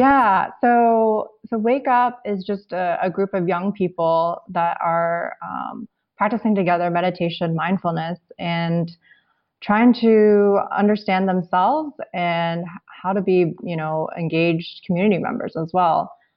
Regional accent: United States; I'm Chinese American, and, and that's kind of the way I grew up

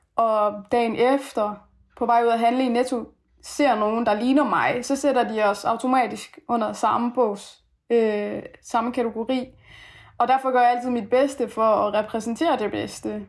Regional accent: Denmark; born or raised there; also born or lived in Afghanistan / Aarhus, Denmark

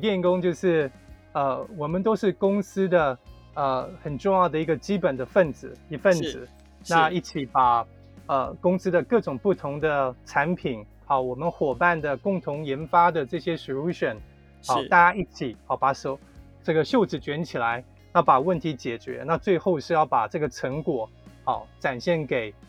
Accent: Taiwan; 我们台湾人才济济啊，而且呃勤奋勉励啊，甚至在各个很多的专业专精领域里面啊，我们台湾都是独占鳌头啊。

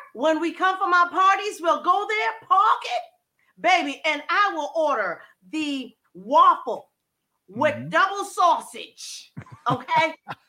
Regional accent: Brooklyn, New York, United States; also born or lived in Harlem, New York / Trinidad and Tobago; at 8 years old, they bought me into Brooklyn, into projects.

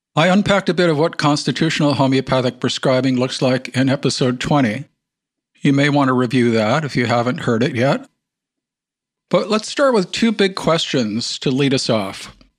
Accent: Wisconsin, United States; I grew up in Wisconsin

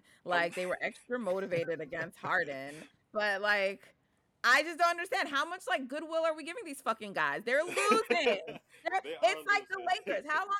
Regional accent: New York, United States; I'm from New York. I'm Jamaican.

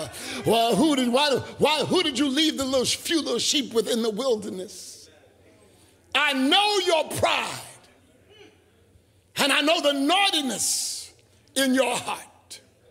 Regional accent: United States; I am an American

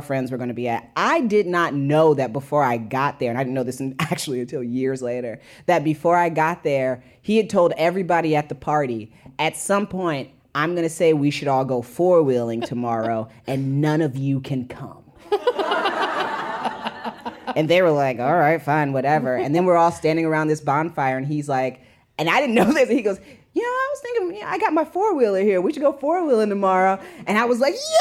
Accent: Indiana, United States; I'm from Indiana.

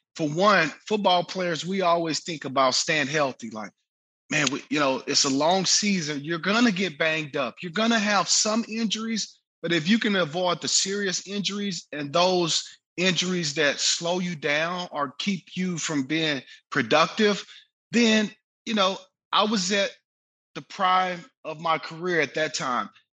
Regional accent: Waco, Texas, United States; Central Texas, Waco, where I grew up

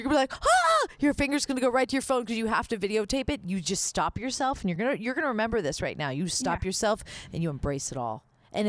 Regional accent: Miami, Florida, United States; growing up in Miami, the rock stations played a lot

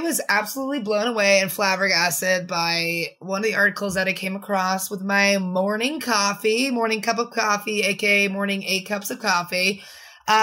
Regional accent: Midwest, United States; now in Los Angeles, United States; I'm originally from the Midwest.

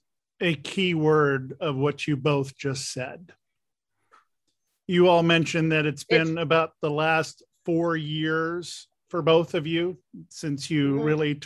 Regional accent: Washington, District of Columbia, United States; I'm a 58-year-old man who was born and raised in Washington, D.C.

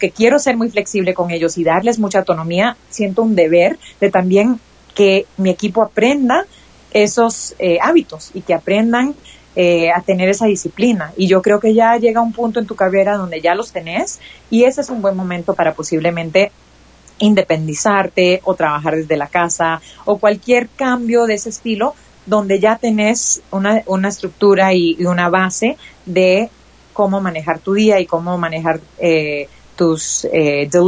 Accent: United States; mi mamá es costarricense, yo crecí en los Estados Unidos.

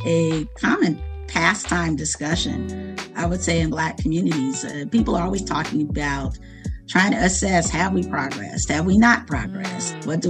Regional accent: Chicago, Illinois, United States; I grew up in Chicago, currently a resident of Chicago, and I grew up on the South Side in Chatham.

